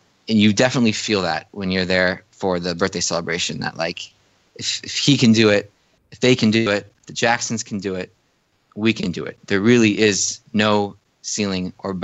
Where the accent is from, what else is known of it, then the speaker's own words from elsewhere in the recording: Chicago, Illinois, United States; moved away; I'm from the Chicago area originally